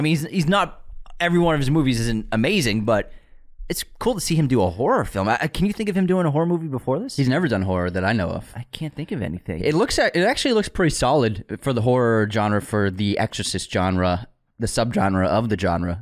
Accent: United States; I'm American

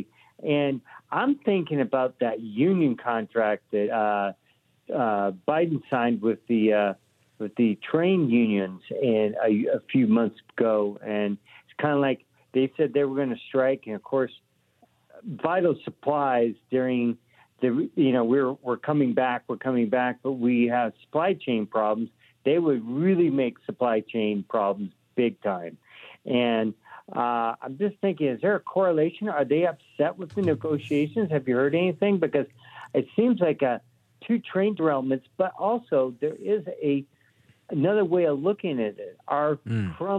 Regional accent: Colorado, United States; now in Arizona, United States; I'm from Colorado.

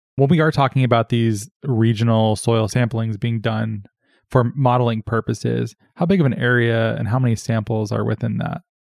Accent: Arizona, United States; I'm from Arizona

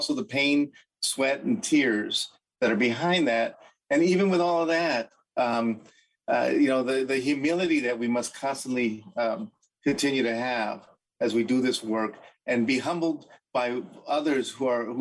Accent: Los Angeles, California, United States; I was born and raised in East LA, the oldest of five children

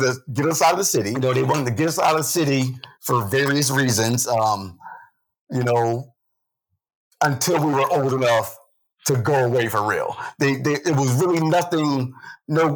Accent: New Haven, Connecticut, United States; I've been here all my life. I'm 50 years old. So besides that, my story is, I pretty much grew up here in the city

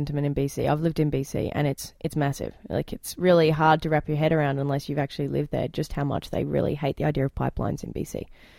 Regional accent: Australia; moved away as an adult; now in Alberta, Canada; I'm from Australia where we've already voted on becoming a republic. That was the first thing I could vote in as an 18-year-old, and we rejected the idea then.

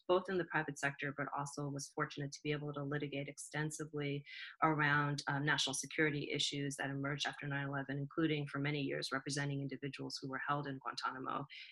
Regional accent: New Jersey, United States; moved away as an adult; also born or lived in Boston; born and raised in Jersey

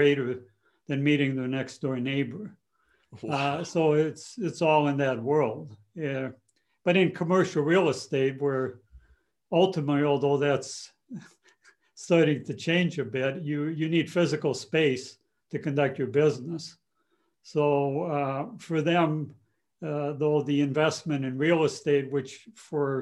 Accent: a small town in Wisconsin, United States; English is a second language; now in San Francisco, United States; I was conceived in a DP camp, but birthed here on U.S. soil. And so we were relocated in a small town in Wisconsin and kind of isolated. I really didn't speak English well until I started grade school

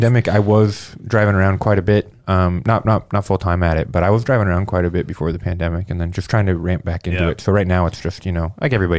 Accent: Indianapolis, Indiana, United States; I grew up in Indy, you know, lived in here the first 22 years of my life.

